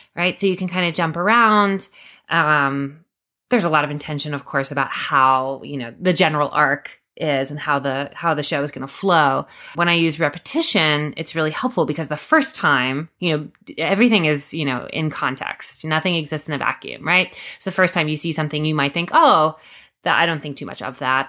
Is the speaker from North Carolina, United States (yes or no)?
yes; Durham, North Carolina, United States; moved away; also born or lived in New York City; moving back to Durham, which is my hometown